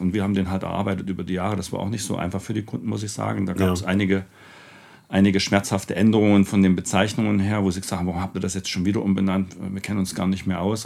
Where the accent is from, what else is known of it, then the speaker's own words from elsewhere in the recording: Vienna, Austria; komme ja nur aus Wien